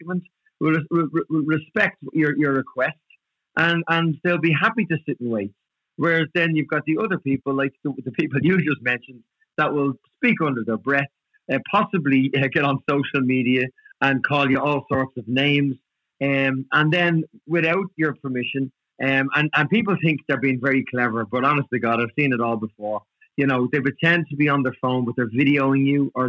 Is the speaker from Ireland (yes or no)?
yes; Dublin, Leinster, Ireland; where we grew up and life in Dublin back in the 80s, it was tough